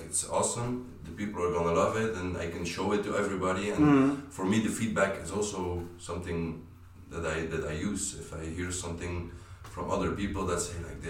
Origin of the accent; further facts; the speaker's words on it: Belgium; I grew up in Belgium